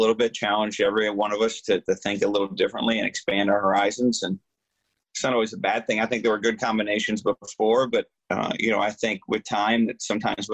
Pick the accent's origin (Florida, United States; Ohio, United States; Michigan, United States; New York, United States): Michigan, United States; moved away; my home state